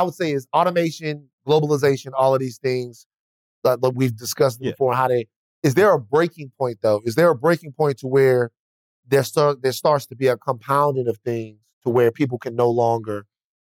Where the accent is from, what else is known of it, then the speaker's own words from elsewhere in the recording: Baton Rouge, Louisiana, United States; I'm from Baton Rouge